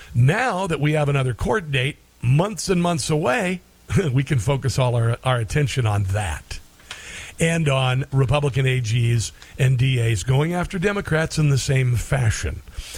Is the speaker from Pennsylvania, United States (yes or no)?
no; Iowa, United States; moved away; Iowa's my home state, by the way